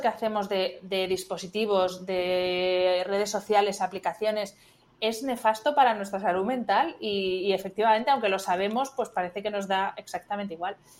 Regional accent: Spain; soy de España

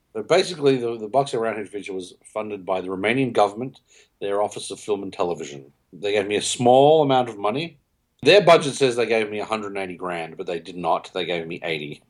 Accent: Melbourne, Victoria, Australia; I'm from Melbourne, Australia

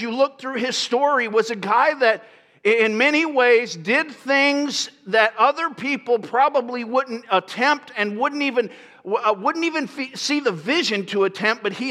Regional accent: Lakeland, Florida, United States; moved away; I grew up in a city called Lakeland, and it's kind of between Tampa and Orlando

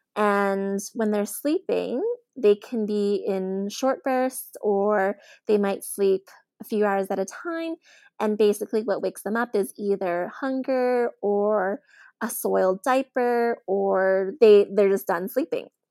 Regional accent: Edmonton, Alberta, Canada; I was born and raised in Edmonton, in Alberta, Canada.

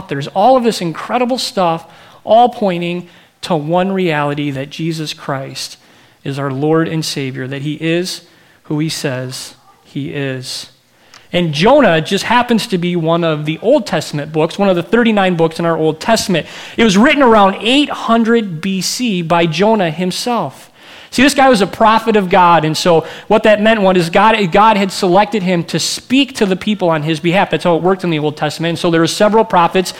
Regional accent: Michigan, United States; moved away as an adult; also born or lived in Minneapolis; I'm from Michigan, but I'm in Minneapolis to go to school

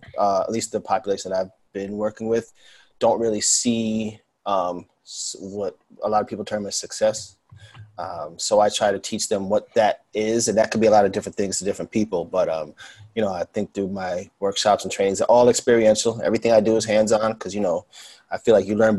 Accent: New York City, New York, United States; Born and raised in New York. Still living here, Queens

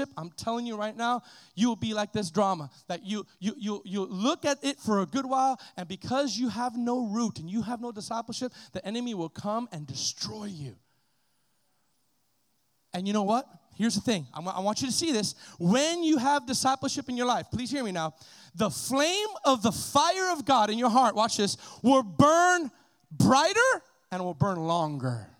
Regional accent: Miami, Florida, United States; I was this kid from Miami that got saved

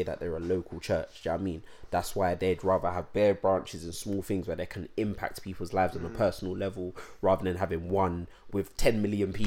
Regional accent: London, United Kingdom; I'm such a Londoner.

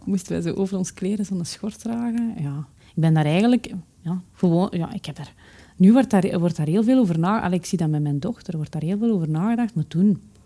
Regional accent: Haasdonk, Flanders, Belgium; ik ben opgegroeid in Haasdonk, een, eh, een gehucht in het Waasland

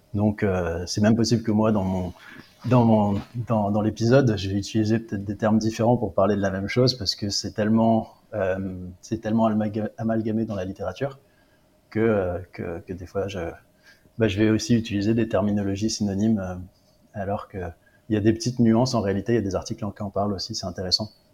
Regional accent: Réunion; moved away as an adult; also born or lived in Paris, France; now in England, United Kingdom; j'ai travaillé deux ans en tant que remplaçant chez moi à La Réunion

